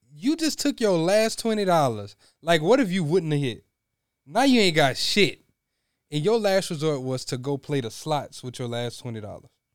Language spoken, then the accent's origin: English; Louisiana, United States; Us growing up in Louisiana